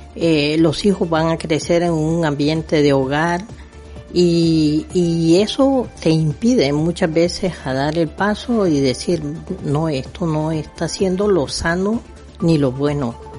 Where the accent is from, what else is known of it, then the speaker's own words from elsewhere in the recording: Nicaragua; moved away; mi país, en Nicaragua